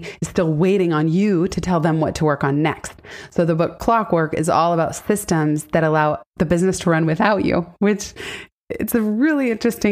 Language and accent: English; San Francisco, California, United States; also born or lived in Silicon Valley; I was born and raised in San Francisco and then Silicon Valley from seventh grade on.